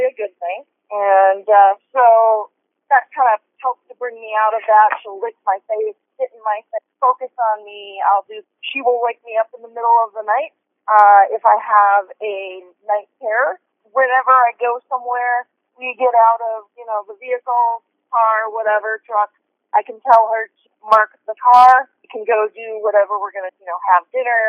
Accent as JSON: {"language": "English", "region": "Minnesota", "country": "United States", "tie": "born or raised there", "also_born_or_lived": "Las Vegas, Nevada / Arizona", "moved": "as an adult", "said": "I was born and raised in Minnesota, but I consider Nevada home, Las Vegas or Southern Nevada. And I was in Nevada and Arizona for a total of 19 years."}